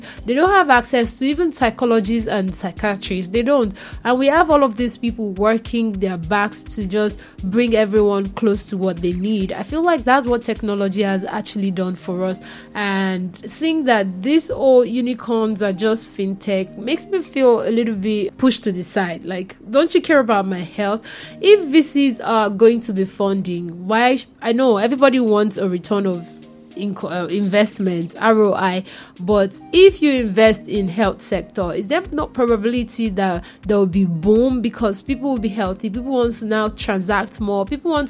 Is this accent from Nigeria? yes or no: yes; Nigeria; I'm Nigerian